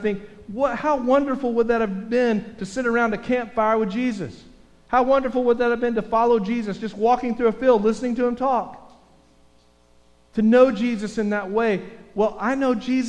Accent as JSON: {"language": "English", "region": "Texas", "country": "United States", "said": "I'm from Texas."}